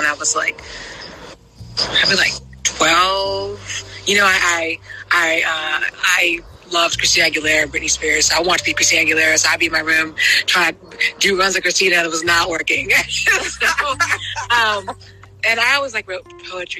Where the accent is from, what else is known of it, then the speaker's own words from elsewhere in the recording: New Orleans, Louisiana, United States; moved away as an adult; now in Shreveport, United States; I'm from New Orleans, Louisiana, but I'm currently living up in the north part of the state in Shreveport, Louisiana